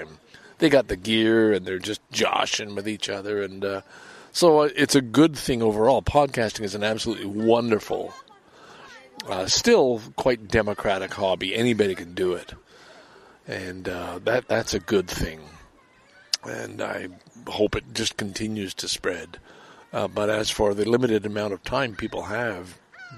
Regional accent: Lachine, Quebec, Canada; moved away as an adult; also born or lived in Valleyfield / Vancouver; have a connection to Lachine, my hometown

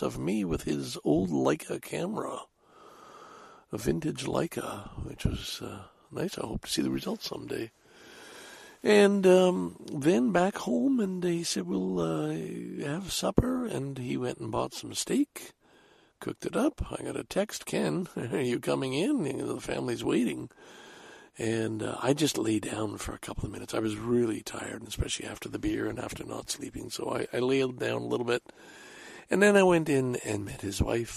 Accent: Salaberry-de-Valleyfield, Quebec, Canada; also born or lived in Scarborough, Toronto; now in Toronto, Canada; Valleyfield is, of course, my hometown

